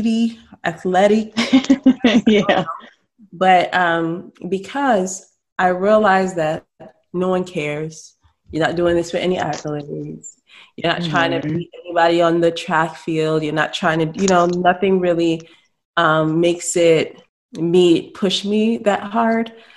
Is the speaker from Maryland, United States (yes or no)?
yes; Salisbury, Maryland, United States; I grew up in Salisbury, Maryland